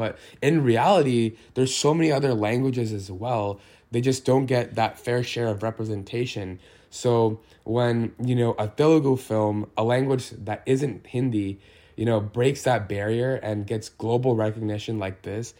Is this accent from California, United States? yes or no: yes; California, United States; So my answers were never really relatable to my peers, you know, growing up in California.